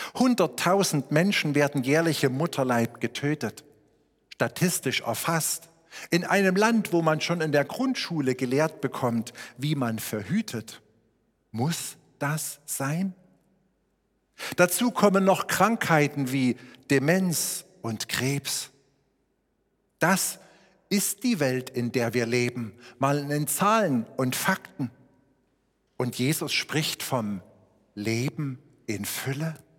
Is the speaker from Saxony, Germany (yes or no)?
yes; Schneeberg, Saxony, Germany; meine Heimatstadt Schneeberg immer so 22.000 Einwohner hatte